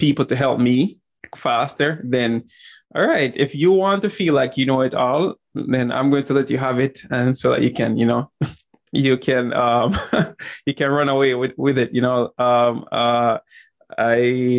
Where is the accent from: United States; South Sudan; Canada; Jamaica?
Jamaica; growing up in Jamaica